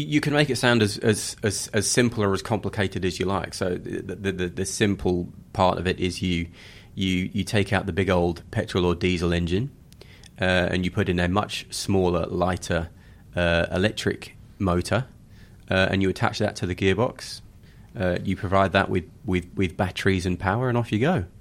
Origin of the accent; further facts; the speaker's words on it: United Kingdom; moved away as an adult; also born or lived in Johannesburg, South Africa; now in Sydney, Australia; Being British